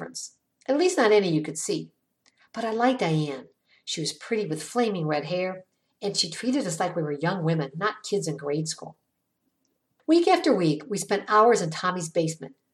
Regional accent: Ravenna, Ohio, United States; The Johns family moved to my hometown, Ravenna, back in 1969 when I was in eighth grade

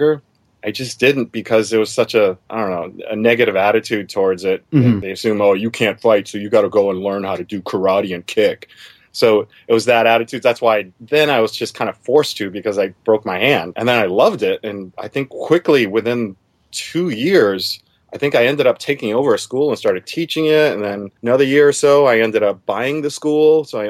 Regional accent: Massachusetts, United States; also born or lived in Germany; Now, I grew up in Massachusetts originally. I also grew up in Germany, too. But in Massachusetts is where I mostly grew up.

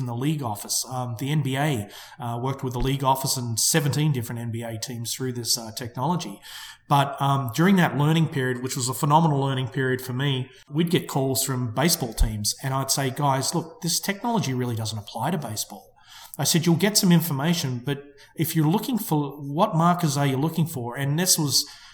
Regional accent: Melbourne, Victoria, Australia; moved away; an Australian company out of my hometown of Melbourne

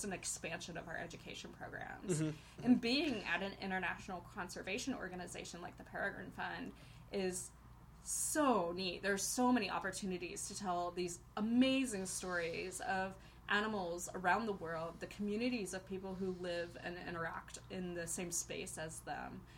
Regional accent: Ohio, United States; now in Boise, United States; I grew up in Ohio

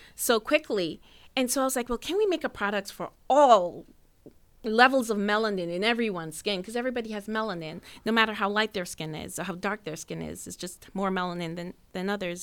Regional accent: Jamaica; now in United States; I'm from Jamaica

